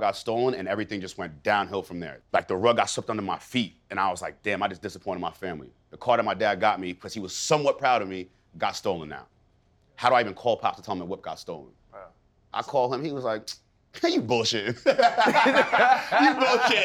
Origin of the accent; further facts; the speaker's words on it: East Hampton, New York, United States; also born or lived in Missouri; coming back to my hometown of East Hampton, New York